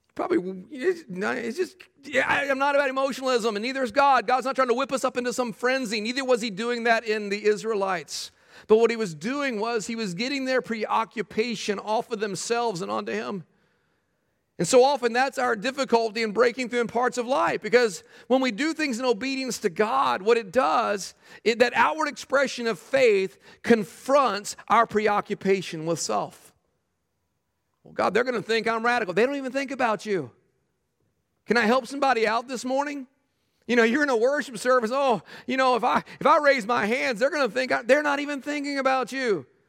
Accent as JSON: {"language": "English", "region": "Texas", "country": "United States", "tie": "born or raised there", "said": "I grew up in Texas"}